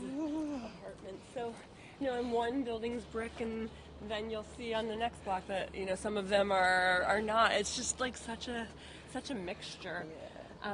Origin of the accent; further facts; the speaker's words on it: North Miami Beach, Florida, United States; also born or lived in Brooklyn Heights, New York; now in New York, United States; I grew up in, in North Miami Beach in South Florida